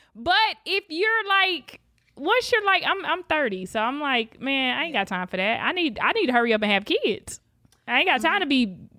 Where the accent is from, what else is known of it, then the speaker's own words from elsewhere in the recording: West Palm Beach, Florida, United States; moved away as an adult; also born or lived in Lake Worth, Florida; now in Los Angeles, United States; I was born in Palm Beach Gardens, but lived in like Lake Worth, West Palm Beach.